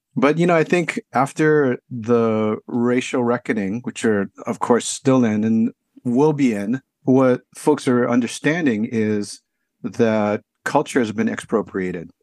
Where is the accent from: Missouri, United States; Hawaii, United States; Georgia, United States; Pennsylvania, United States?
Hawaii, United States; Honolulu; now in San Francisco, United States; I grew up in Honolulu, Hawaii